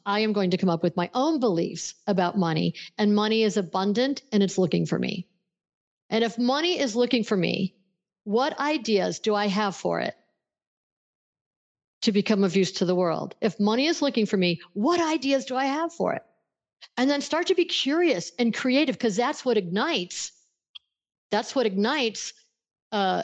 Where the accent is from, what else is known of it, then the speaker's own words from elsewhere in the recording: Buffalo, New York, United States; I grew up in Buffalo, New York, which straddles the Canadian border and the state of New York